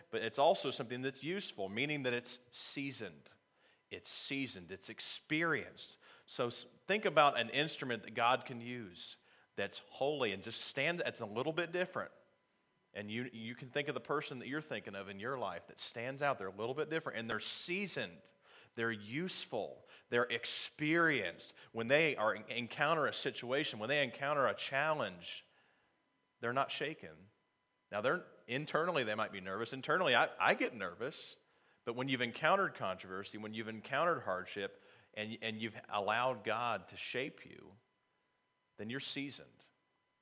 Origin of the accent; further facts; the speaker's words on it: Ohio, United States; moved away; also born or lived in North Carolina; I'm actually from Ohio myself, but I was living in North Carolina at the time